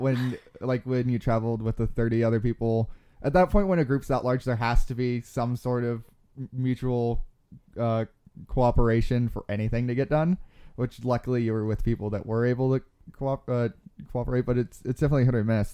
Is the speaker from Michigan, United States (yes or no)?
no; Globe, Arizona, United States; I grew up in Globe, Arizona, which is about, um, an hour, uh, east of where we are now.